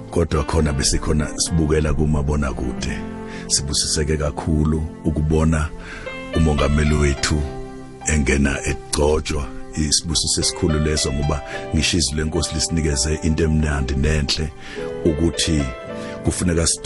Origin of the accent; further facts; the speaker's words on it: Nquthu, KwaZulu-Natal, South Africa; la engivela khona ngizalwa enquthu endaweni yasemaduladula abakithi ke abaningi … ngobuningi bavela egoqwaneni endaweni yakhona enquthu ngakomphondi